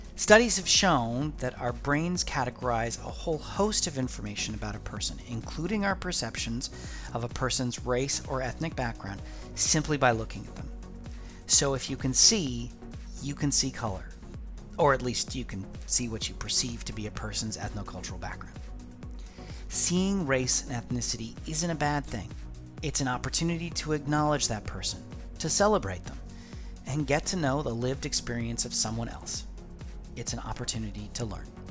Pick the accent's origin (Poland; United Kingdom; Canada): Canada; we're Canadian